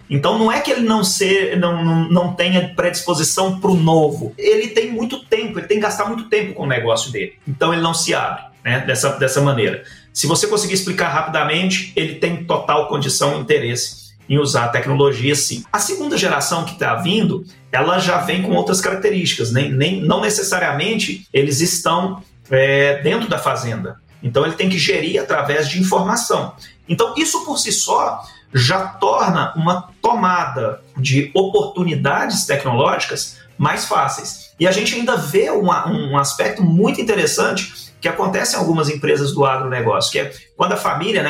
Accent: Uberlândia, Minas Gerais, Brazil; sou aqui de, do Triângulo Mineiro, sou de Uberlândia

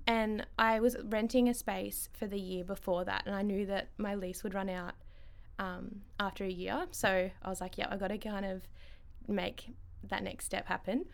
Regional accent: Ballarat, Victoria, Australia; Ballarat born and bred

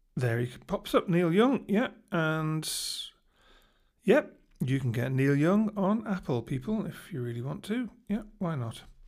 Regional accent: England, United Kingdom; being English

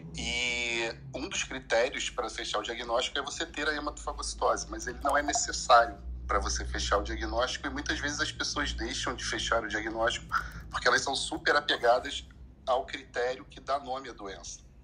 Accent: Recife, Pernambuco, Brazil; Eu sou de Recife também

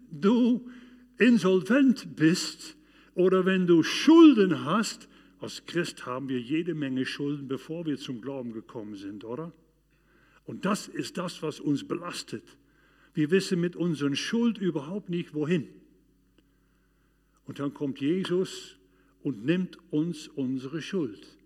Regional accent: Arnhem, Gelderland, Netherlands; in dieser Zeit, das verging ungefähr zwei Jahre in meiner Heimat Arnheim in den Niederlanden, aber auch weiter draußen

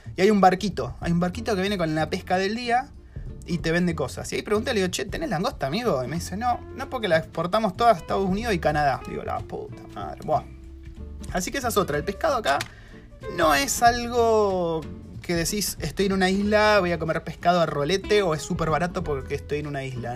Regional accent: Argentina; now in New Zealand; soy de Argentina, eh, primero que se piensan que soy italiano, no sé si es por el acento que tenemos nosotros

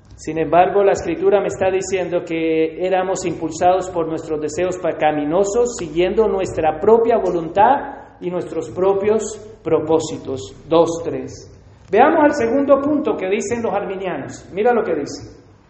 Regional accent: Colombia; me gusta el café como colombiano

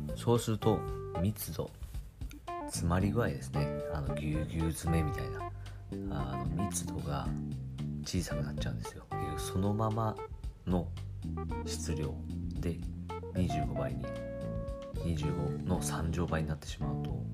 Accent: Kagoshima, Japan; 私鹿児島 出身ですけれど

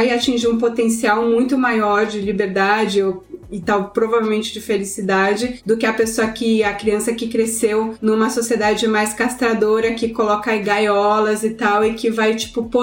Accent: São Paulo, Brazil; now in United States; Tanto eu como a Raquel, a gente vem de São Paulo

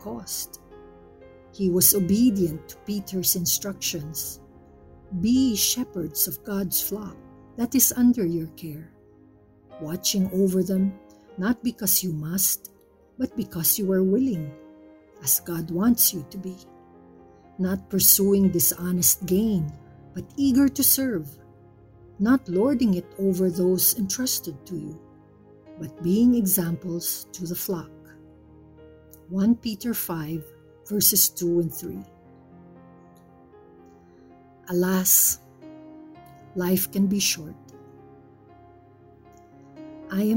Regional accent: Philippines; As a Filipino

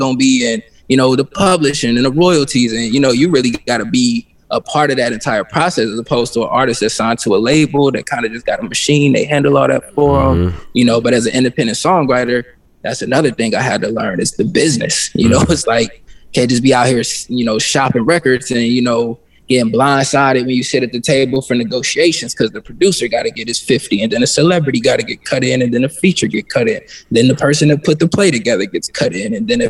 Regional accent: Midwest, United States; But just growing up in the Midwest, it's kind of like living in a glass ceiling, you know.

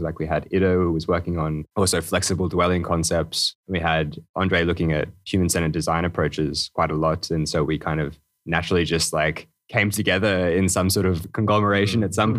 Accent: Australia; moved away as an adult; now in Denmark; originally from Australia. So it's a long way to be here in Denmark

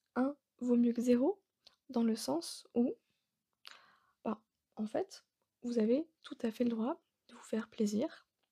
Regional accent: Alsace, Grand Est, France; now in Bordeaux, France; je suis bordelaise, mais de base, je suis alsacienne

